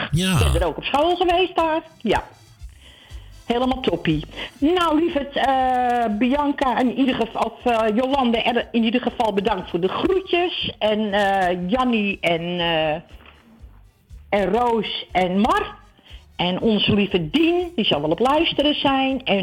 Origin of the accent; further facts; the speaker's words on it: Amsterdam, North Holland, Netherlands; wij komen ook alle twee uit Amsterdam-Oost.